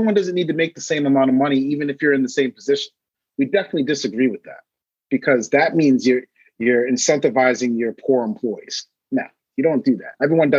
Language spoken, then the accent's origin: English; Maine, United States; I'm originally from Maine. Maine is the whitest state in the country.